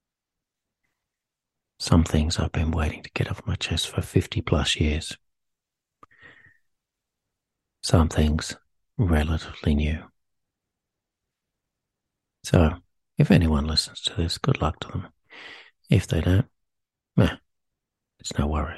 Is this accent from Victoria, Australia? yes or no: no; Sydney, New South Wales, Australia; I was born in Sydney, New South Wales, to a working class family